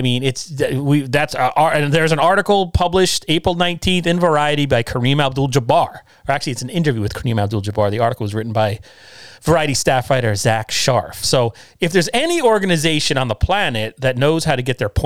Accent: New York, United States; as a New Yorker

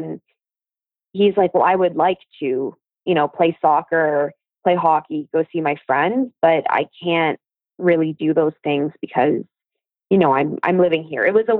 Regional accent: London, United Kingdom; she lives in the house that I grew up in London, beside us.

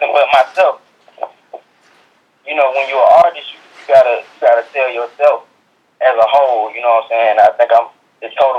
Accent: Montgomery, Alabama, United States; I'm from Montgomery, Alabama

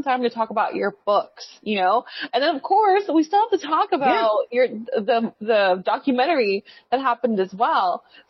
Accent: Los Angeles, California, United States; we're both from California, so LA.

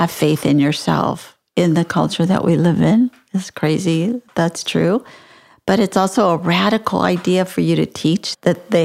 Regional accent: San Antonio, Texas, United States; I was born and raised in San Antonio

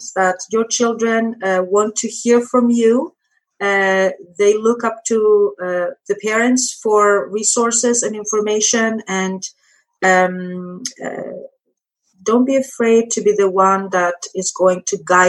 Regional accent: Greece; now in United States; I come from Greece, Europe.

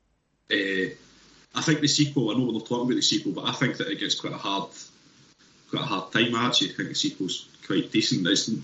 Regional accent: near Edinburgh, Scotland, United Kingdom; we're not from Edinburgh, but we're not far away from Edinburgh

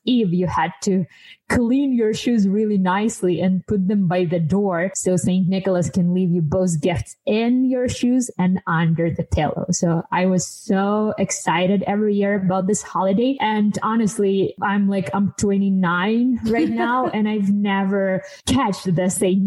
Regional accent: Ukraine; moved away; I'm from Ukraine originally

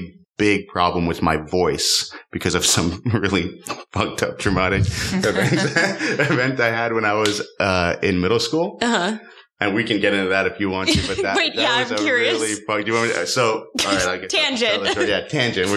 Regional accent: Miami, Florida, United States; I grew up in Miami

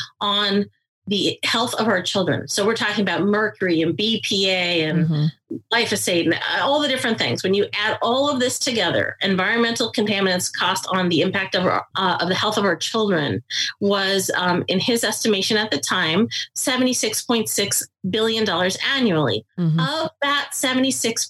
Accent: near Boston, Massachusetts, United States; I grew up near Boston

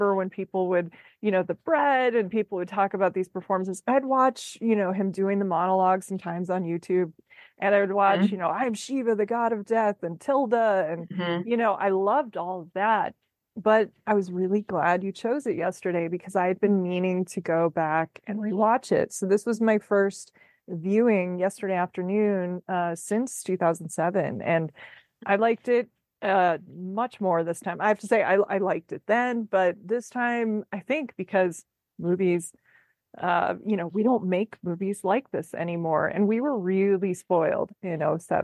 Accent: Midwest, United States; I am from the Midwest, and we are big people pleaser individuals who will smile through pain

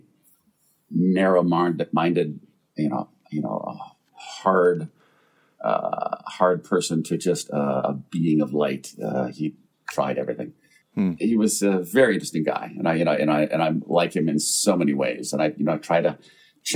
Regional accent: Wisconsin, United States; also born or lived in Dearborn, Michigan; I didn't grow up in Michigan. I grew up in Wisconsin. I was born in Michigan. I was born outside of Detroit

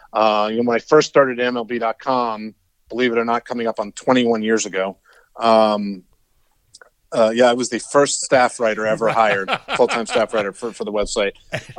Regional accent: Northern New Jersey, United States; moved away; I grew up in Northern New Jersey.

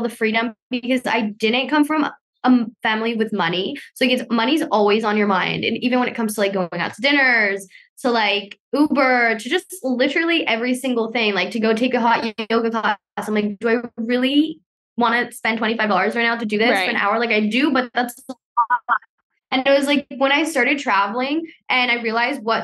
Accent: South Florida, United States; moved away as an adult; also born or lived in Cali, Colombia; now in Bali, Indonesia; I moved over to the US to live in Florida, South Florida, for some time of my life as I grew up

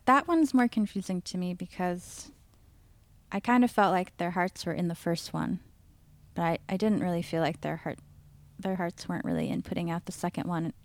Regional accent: Seattle, Washington, United States; I grew up in North Seattle.

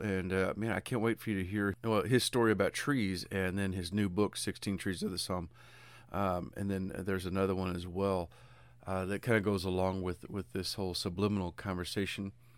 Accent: United States; I'm American

